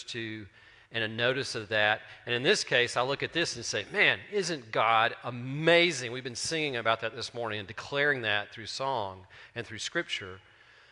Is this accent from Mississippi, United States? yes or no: yes; Terry, Mississippi, United States; I'm from Terry.